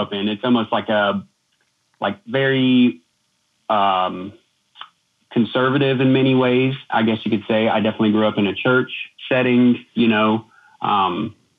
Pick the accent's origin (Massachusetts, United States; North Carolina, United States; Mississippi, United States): North Carolina, United States; Denver; now in Asheville, United States; I grew up in Denver, North Carolina